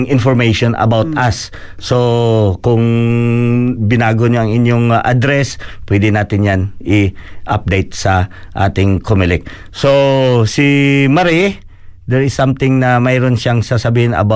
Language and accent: Tagalog; Philippines; isa ding karangalan para sa atin as a Filipino dito sa uh, area ng Canterbury